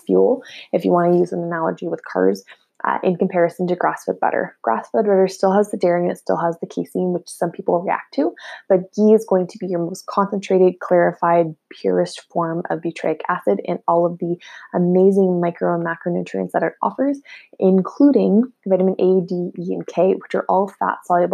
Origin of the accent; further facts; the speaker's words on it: Ottawa, Ontario, Canada; I'm personally from Ottawa